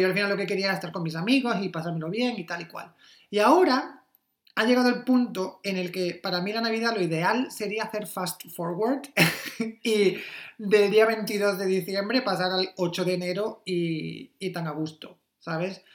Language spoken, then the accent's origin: Spanish; Almería, Andalusia, Spain; moved away as an adult; now in Berlin, Germany; yo soy de Almería